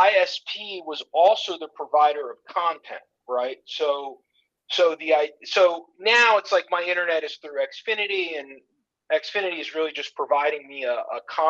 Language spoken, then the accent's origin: English; South Florida, United States; I grew up in South Florida.